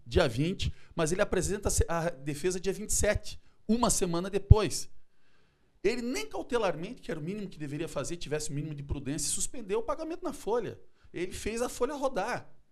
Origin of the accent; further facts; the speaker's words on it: Chapecó, Santa Catarina, Brazil; now in Florianópolis, Brazil; eu também sou natural lá de Chapecó, conheço bem